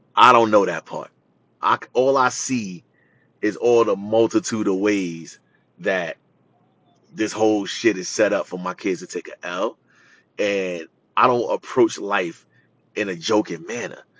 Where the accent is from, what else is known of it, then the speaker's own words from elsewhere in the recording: New York City, New York, United States; I grew up in Jamaica, Queens